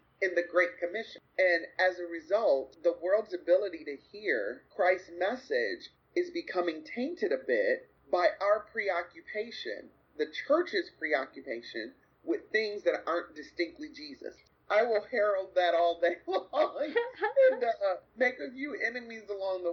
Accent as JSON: {"language": "English", "country": "United States", "also_born_or_lived": "Grand Rapids, Michigan / Kankakee, Illinois", "said": "an American with an American palate"}